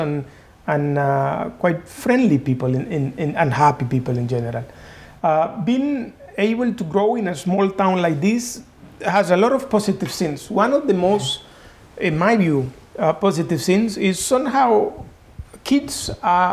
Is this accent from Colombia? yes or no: yes; Corozal, Sucre, Colombia; moved away as an adult; also born or lived in Munich, Germany; now in Geneva, Switzerland; growing in Colombia is quite an experience, and in my case, a particular one, because I come in from a small town.